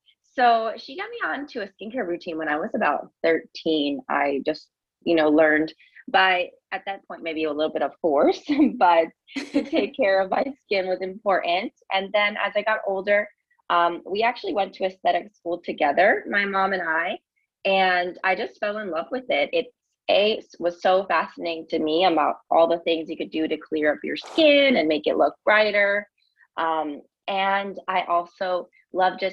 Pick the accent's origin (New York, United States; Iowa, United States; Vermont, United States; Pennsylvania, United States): New York, United States; moved away as an adult; now in Miami, United States; I am originally from New York, and I moved to Miami a few years ago